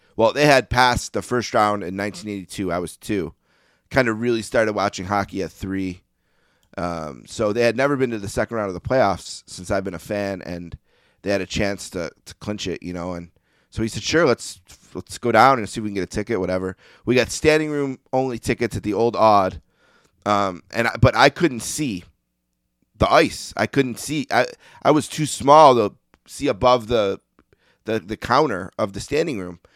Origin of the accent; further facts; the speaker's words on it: Buffalo, New York, United States; I grew up in Buffalo, New York. I still live here